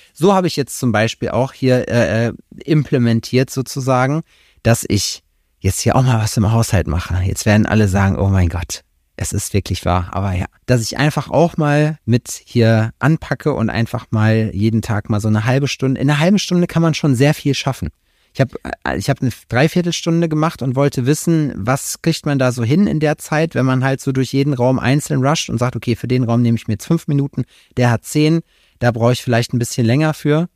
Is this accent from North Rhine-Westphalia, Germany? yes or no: yes; Glör dam, North Rhine-Westphalia, Germany; moved away; die Staumauer an der Glör, da wo ich herkomme